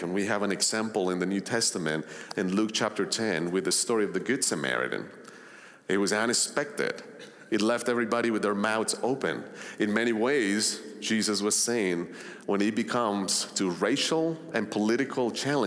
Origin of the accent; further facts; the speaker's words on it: Colombia; moved away; also born or lived in Long Island, New York; I grew up in Colombia back in the 80s and 90s